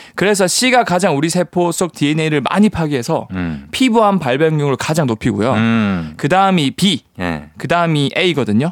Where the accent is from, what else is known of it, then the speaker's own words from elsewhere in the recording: Changnyeong, South Gyeongsang, South Korea; 저 부산. 부산인데 부산 위에 그 창녕이라고 있어요.